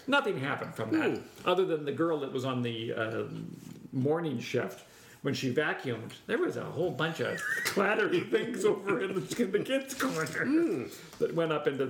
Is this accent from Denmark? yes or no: no; Canada; we're Canadian